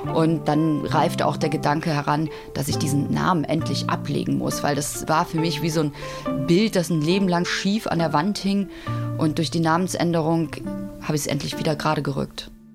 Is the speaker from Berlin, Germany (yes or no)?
no; Cologne, North Rhine-Westphalia, Germany; ich bin 1974 in Köln geboren worden